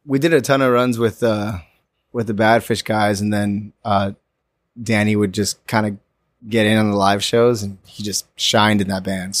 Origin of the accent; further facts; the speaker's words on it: Orlando, Florida, United States; I grew up in Orlando.